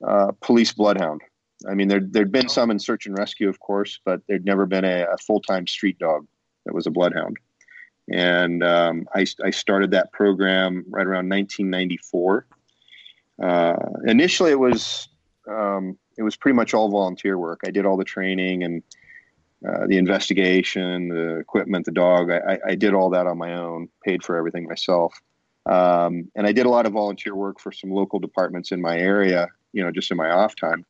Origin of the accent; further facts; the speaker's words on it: California, United States; moved away as an adult; now in Edisto Island, South Carolina, United States; I'm primarily from California. I spent most of my career there as a police officer in the San Francisco Bay Area. And also I grew up there as a teenager